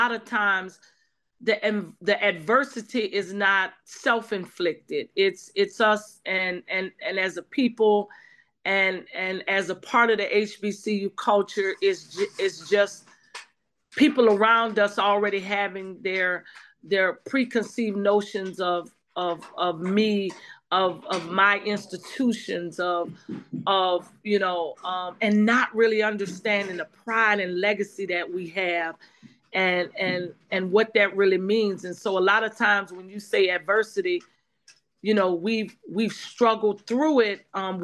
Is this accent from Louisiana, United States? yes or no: yes; New Orleans, Louisiana, United States; moved away; I'm from the South too, and so I'm from New Orleans. And so while I wasn't in New Orleans at the time of Hurricane Katrina, all of my family was